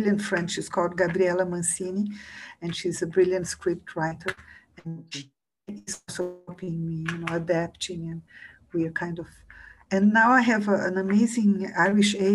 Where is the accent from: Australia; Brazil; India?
Brazil